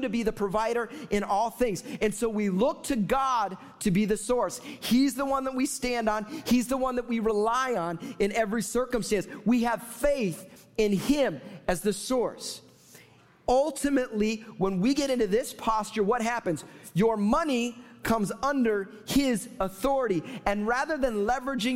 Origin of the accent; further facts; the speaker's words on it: Chicago, Illinois, United States; moved away; I'm from Chicago, therefore, I'm a Bears fan